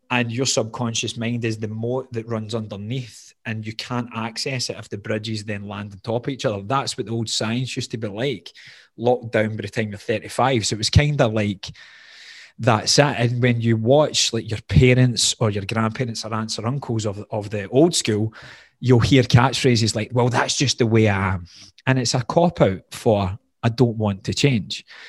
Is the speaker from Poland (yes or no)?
no; Glasgow, Scotland, United Kingdom; accent: Scottish, Glaswegian; moved away as an adult; also born or lived in Doha, Qatar; The accent becomes more Glaswegian